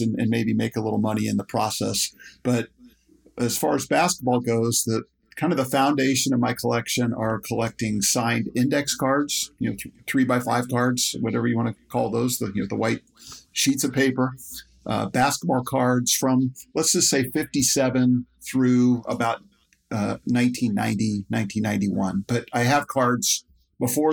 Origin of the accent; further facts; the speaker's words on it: Dayton, Ohio, United States; growing up in Dayton, Ohio, which is a big college basketball community